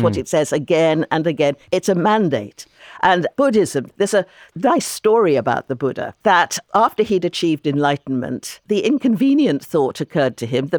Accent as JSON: {"language": "English", "region": "London", "country": "United Kingdom", "tie": "born or raised there", "said": "In London, for example, my hometown, which is a very rich city, 25% of the population of London are living in poverty."}